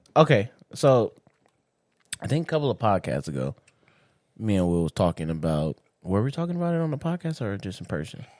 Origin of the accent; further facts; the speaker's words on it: Inglewood, California, United States; I grew up in Inglewood